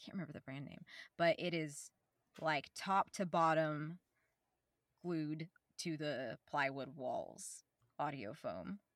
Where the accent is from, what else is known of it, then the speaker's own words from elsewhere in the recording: Oklahoma, United States; I'm from Oklahoma. like the little bio said, I, uh, I born here, raised here in the middle of the woods